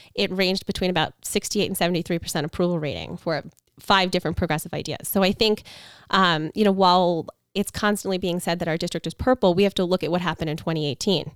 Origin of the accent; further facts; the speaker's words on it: Long Island, New York, United States; I was born and raised in Long Island. I live here now with my family